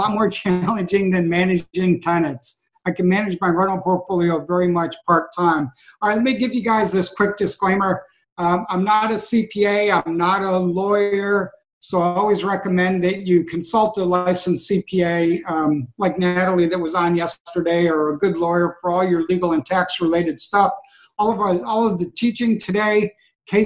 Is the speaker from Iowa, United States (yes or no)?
no; Western New York, United States; now in Virginia, United States; I'm from Western New York, but I live in Virginia now